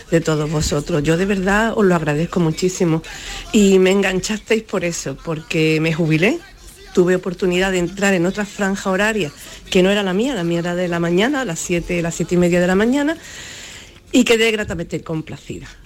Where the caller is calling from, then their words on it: Málaga, Andalusia, Spain; Soy … de Málaga, olvidé decirlo.